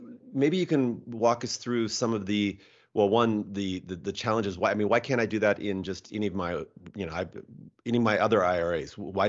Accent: Seattle, Washington, United States; Okay, so I'm from Seattle, and I made a journey south about a month ago

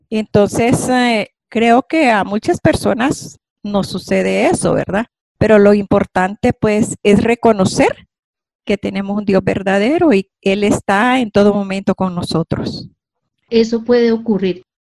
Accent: Honduras; por haberme invitado a mi vida de fe en mi país, Honduras.

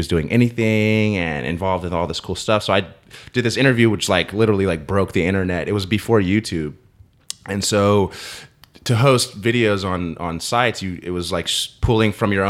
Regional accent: California, United States; The Bay.

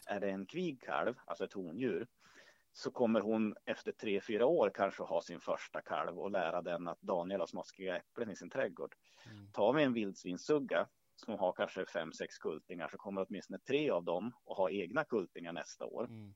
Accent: Hälsingland, Gävleborg County, Sweden; jag är född och uppvuxen i Hälsingland

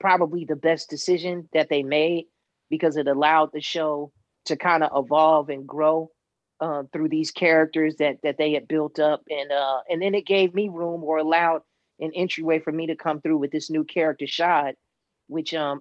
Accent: Chicago, Illinois, United States; being a Chicagoan is something that those of us who were born and raised there were really proud about, especially Southsiders

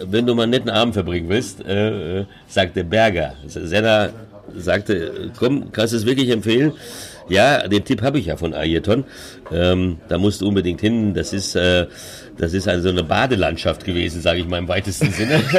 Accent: São Paulo, Brazil; Ich sage, ja, komm, wir alte Brasilianer, komm, ja. Und, oder kam aus São Paulo, so wie ich, wo ich aufgewachsen bin. Und hat an meinem Tonfall auch gehört, das ist äh, São Paulo Deutsch, äh, São Paulo Portugiesisch.

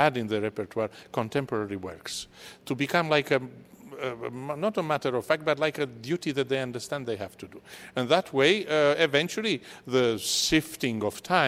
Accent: Brasov, Brașov County, Romania; born or raised there; moved away as an adult; also born or lived in London, United Kingdom; now in United States

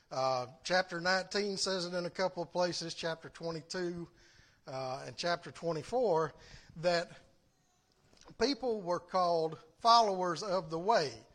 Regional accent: the South, United States

